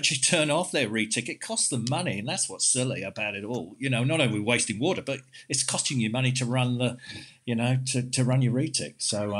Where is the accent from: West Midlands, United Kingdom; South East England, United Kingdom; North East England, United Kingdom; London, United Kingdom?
London, United Kingdom; now in Western Australia, Australia; I came here in 94 from London and everyone was watering twice a day, 7 days a week